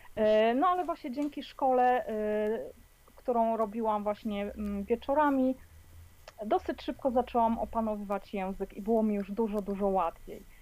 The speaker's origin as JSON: {"language": "Polish", "country": "Poland", "moved": "as an adult", "lives_now": "Edinburgh, United Kingdom", "said": "wyjechałam z Polski E, no ponad 20 lat temu"}